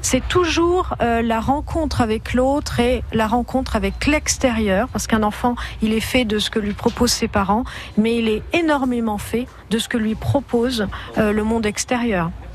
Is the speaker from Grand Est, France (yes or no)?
yes; Ardennes, Grand Est, France; je suis des Ardennes